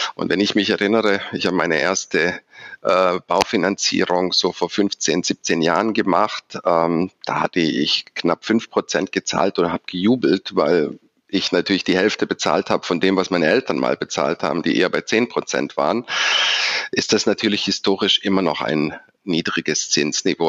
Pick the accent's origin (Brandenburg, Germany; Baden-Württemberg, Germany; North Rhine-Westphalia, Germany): Baden-Württemberg, Germany; Stuttgart; also born or lived in Düsseldorf; Als Schwabe bezeichne ich mich deshalb, weil ich in Stuttgart geboren und aufgewachsen bin